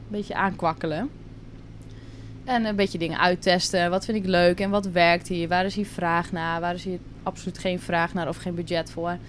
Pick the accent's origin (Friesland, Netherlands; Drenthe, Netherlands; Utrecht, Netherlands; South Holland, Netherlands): Drenthe, Netherlands; moved away as an adult; now in Curaçao; ik kom uit Drenthe, klein dorpje. daar heb ik altijd gewoond, ben ik opgegroeid.